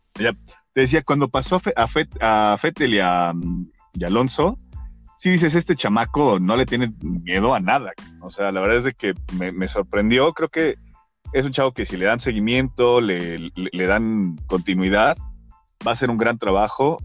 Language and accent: Spanish; Mexico; como mexicanos